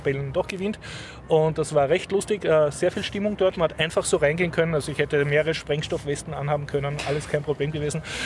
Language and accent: German; Austria; als Österreicher